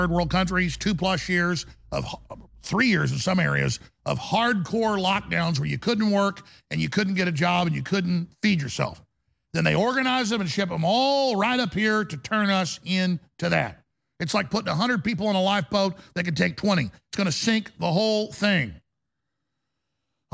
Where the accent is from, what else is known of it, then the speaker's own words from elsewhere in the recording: Dallas, Texas, United States; now in Austin, United States; my hometown was Dallas